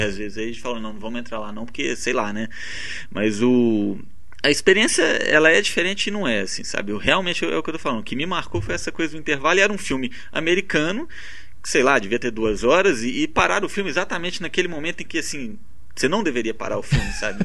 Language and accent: Portuguese; Brazil; also born or lived in India; As pessoas me perguntavam de onde você é, Brasil